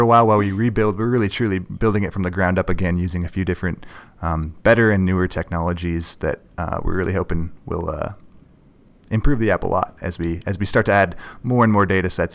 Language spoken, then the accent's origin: English; north shore of Lake Superior, Minnesota, United States; also born or lived in Duluth, Minnesota; I am from Minnesota. I grew up on the north shore of Lake Superior